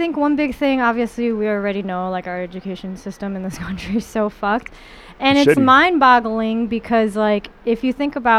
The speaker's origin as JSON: {"language": "English", "town": "New York City", "region": "New York", "country": "United States", "tie": "born or raised there", "said": "growing up in Flushing"}